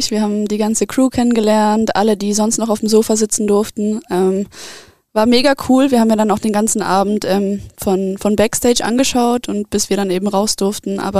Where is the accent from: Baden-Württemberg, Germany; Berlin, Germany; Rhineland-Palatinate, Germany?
Baden-Württemberg, Germany; Friedrichshafen; ich bin aus dem Süden, ähm, vom Bodensee, aus Friedrichshafen ähm, aber da auch sehr ländlich aufgewachsen.